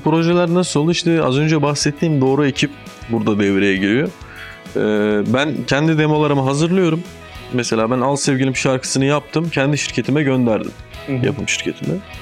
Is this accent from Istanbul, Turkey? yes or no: no; Ordu, Turkey; moved away; also born or lived in Boyabat, Sinop / Adana; Ama küçük aynen Ordu.